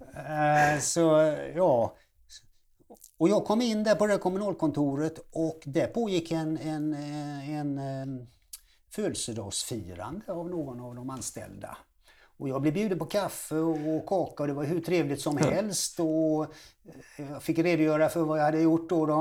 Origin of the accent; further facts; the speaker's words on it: Gothenburg, Västra Götaland, Sweden; jag är född i Göteborg alltså och eh, uppvuxen i Göteborg